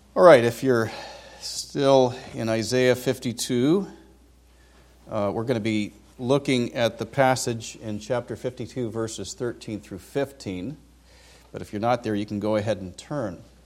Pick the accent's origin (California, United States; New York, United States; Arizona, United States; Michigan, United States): California, United States; Vacaville; moved away as an adult; I grew up in California, was born in Vacaville, nineteen sixty-three. I lived the first twenty-two years of my life there